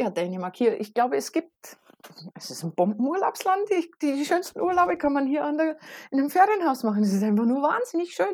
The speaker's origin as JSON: {"language": "German", "region": "Southern Germany", "country": "Germany", "said": "ich komme aus dem Süden von Deutschland und da ist einfach alles lauter, alles schneller, alles mit mehr Energie."}